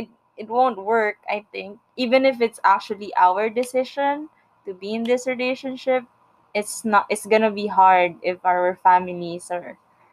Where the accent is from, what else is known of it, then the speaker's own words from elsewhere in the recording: Philippines; moved away as an adult; now in Canada; I grew up in the Philippines